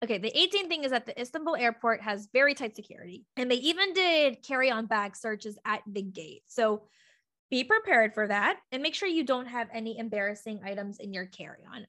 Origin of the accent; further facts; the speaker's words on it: United States; I'm American, so I use U S dollars